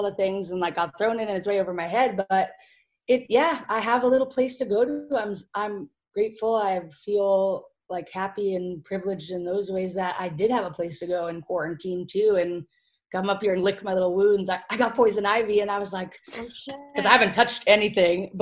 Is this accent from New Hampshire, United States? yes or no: yes; Manchester, New Hampshire, United States; I grew up in New Hampshire, in Manchester, and in a different house